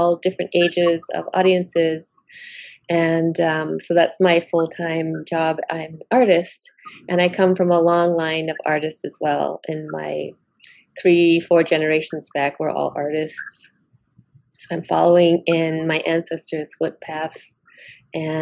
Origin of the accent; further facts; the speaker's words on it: Six Nations of the Grand River Territory, Ontario, Canada; I'm from Oswege, which is also known as Six Nations of the Grand River Territory, which is located on the Canadian side of Turtle Island.